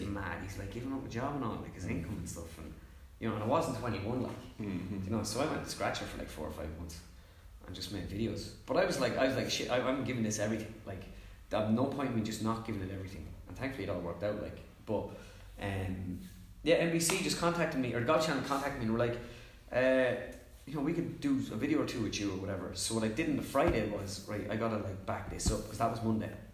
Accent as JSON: {"language": "English", "country": "Ireland", "also_born_or_lived": "Mullingar", "said": "I'm an Irish, like it's my country"}